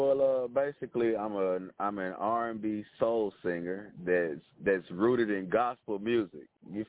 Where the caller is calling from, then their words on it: Jackson, Tennessee, United States; I'm calling from Jackson, Tennessee. We're about 60 miles east of Memphis.